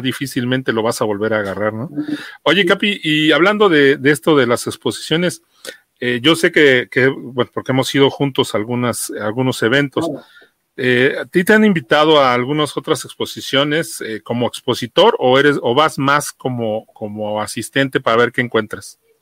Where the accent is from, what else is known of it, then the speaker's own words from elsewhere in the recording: Mexico City, Mexico; yo soy de acá de Iztapalapa